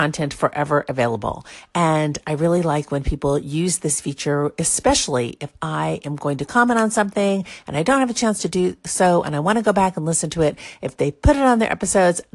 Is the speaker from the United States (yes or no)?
yes; Southern California, United States; I come from SoCal